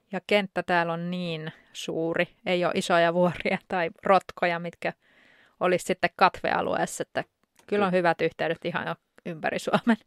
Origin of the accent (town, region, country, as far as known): Finland; also born or lived in Spain